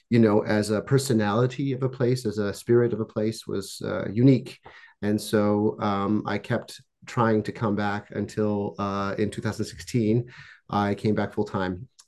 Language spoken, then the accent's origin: English; Canada; also born or lived in Czechoslovakia / France; Um, I was born in what was Czechoslovakia, and uh, I grew up in Canada and France.